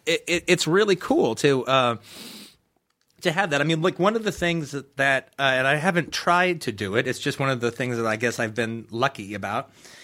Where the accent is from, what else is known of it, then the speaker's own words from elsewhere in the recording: Los Angeles, California, United States; also born or lived in Tennessee; I was born in Tennessee, but I was raised pretty much in Los Angeles.